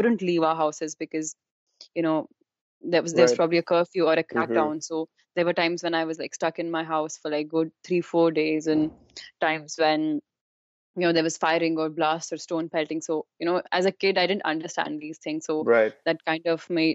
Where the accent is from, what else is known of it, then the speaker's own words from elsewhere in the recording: Jammu and Kashmir, India; moved away as an adult; I was born in Kashmir. My parents live there, and I've lived there for like first 18 years of my life.